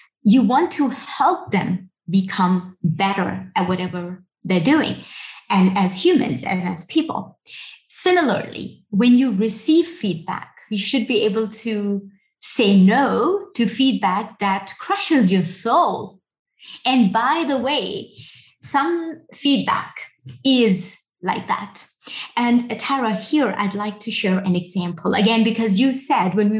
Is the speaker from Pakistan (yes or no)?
yes; Pakistan; I'm a woman from Pakistan, working in security